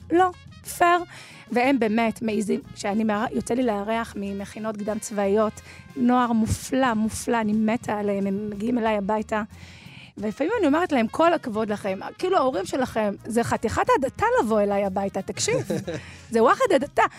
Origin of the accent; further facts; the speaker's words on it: Dimona, Southern District, Israel; אני מדימונה